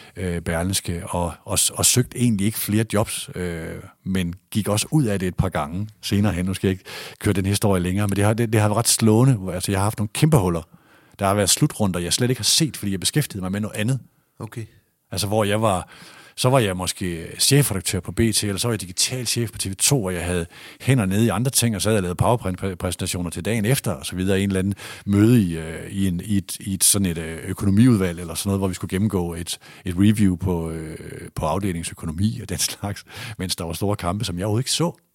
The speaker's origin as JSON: {"language": "Danish", "town": "Aalborg", "region": "North Denmark Region", "country": "Denmark", "tie": "born or raised there", "also_born_or_lived": "Aarhus / Horsens / Odense", "moved": "as an adult", "said": "jeg kommer fra Borget, som jeg ligger nord for øh, Nørre Utrup, som ligger nord for Nørre Sundby, som ligger nord for Aalborg"}